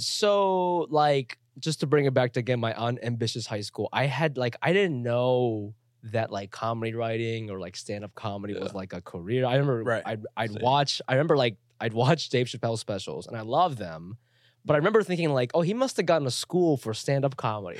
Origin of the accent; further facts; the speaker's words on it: Ohio, United States; also born or lived in Chiba, Japan; now in New York, United States; I grew up in Ohio